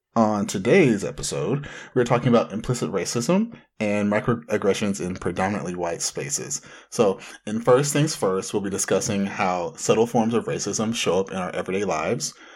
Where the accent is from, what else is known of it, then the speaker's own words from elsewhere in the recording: Anaheim, California, United States; hailing from the mean streets of Anaheim